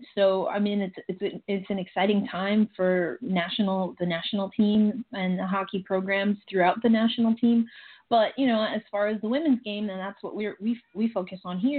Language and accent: English; United States; As an American, I don't have the same loyalties to Team USA, quite honestly, in hockey as I do in other sports.